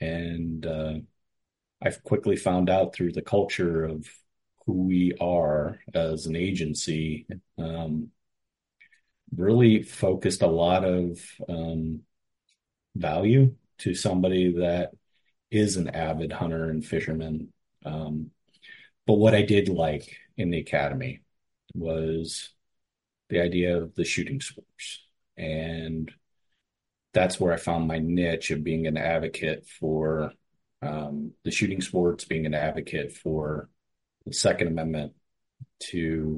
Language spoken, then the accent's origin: English; Cleveland, Ohio, United States; Back when I was hired, I grew up in Cleveland. I had nobody hunted or fished in my family.